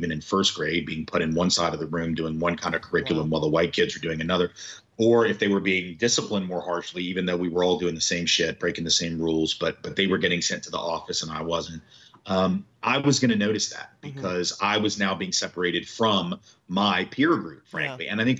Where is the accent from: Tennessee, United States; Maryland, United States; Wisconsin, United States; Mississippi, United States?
Tennessee, United States; Nashville; So I'm from the South. I've always lived in the South. You know, I'm from Nashville, Tennessee.